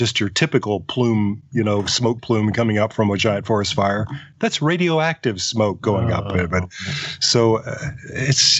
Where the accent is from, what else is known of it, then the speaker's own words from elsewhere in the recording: Deep South, United States; we're all from the Deep South